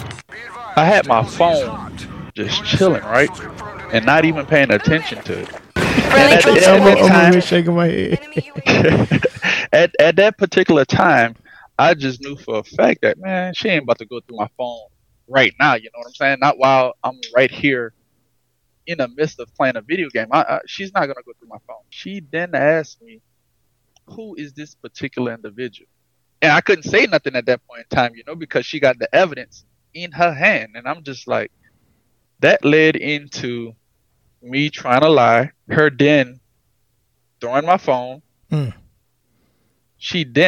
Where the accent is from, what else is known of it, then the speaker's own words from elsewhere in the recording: Edgard, Louisiana, United States; moved away; also born or lived in LaPlace, Louisiana; I'm originally from Edgard